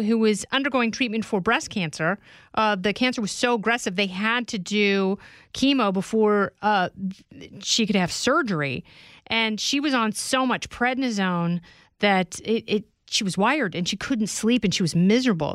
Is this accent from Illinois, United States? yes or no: no; Oregon, United States; I grew up in Oregon